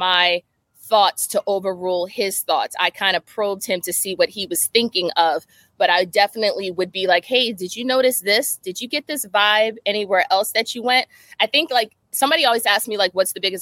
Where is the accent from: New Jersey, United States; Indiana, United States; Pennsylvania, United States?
New Jersey, United States; moved away; also born or lived in Connecticut / Maryland; I'm from Jersey.